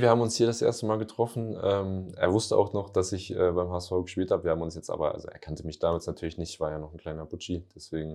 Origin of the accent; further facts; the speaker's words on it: Northern Germany, Germany; moved away as an adult; also born or lived in Lüneburg / Hamburg / Lübeck; now in Ingolstadt, Germany; bei uns im Norden